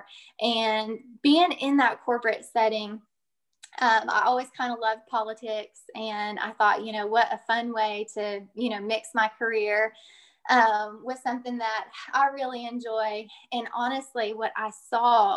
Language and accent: English; Claremore, Oklahoma, United States; I'm originally from Claremore, Oklahoma, which is just a little town northeast of Tulsa